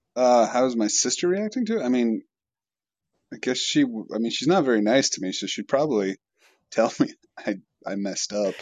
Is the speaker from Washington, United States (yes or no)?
yes; Washington, United States; I'm from Washington State